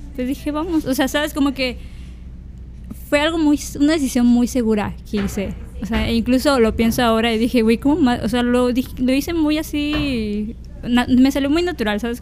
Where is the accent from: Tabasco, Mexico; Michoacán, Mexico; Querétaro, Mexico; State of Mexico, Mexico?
Tabasco, Mexico; Villahermosa; moved away; yo soy tabasqueña, soy de, de Villahermosa, Tabasco